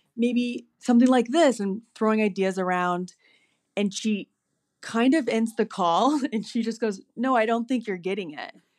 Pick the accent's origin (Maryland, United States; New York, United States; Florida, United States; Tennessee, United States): Florida, United States; Naples; moved away as an adult; also born or lived in Boston; I was born and raised in Naples, Florida, and I am one of six kids